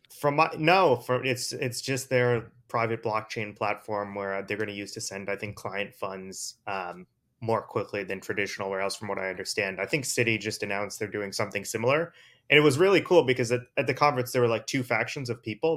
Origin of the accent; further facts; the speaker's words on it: East Coast, United States; I'm from the East Coast